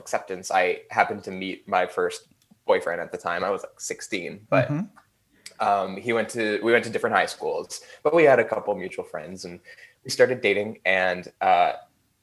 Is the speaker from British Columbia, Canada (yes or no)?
yes; Burnaby, British Columbia, Canada; also born or lived in Vancouver, British Columbia, Canada; I was born in Vancouver, British Columbia, Canada. And I grew up in Burnaby, which is a city that's like 20 minutes away from Vancouver.